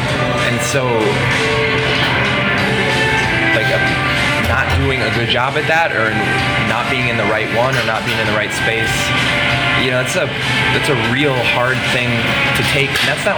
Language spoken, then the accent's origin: English; South Dakota, United States; moved away; I'm from South Dakota, where all of my friends, or the kids I went to high school with at least, are all now, were married before they were 25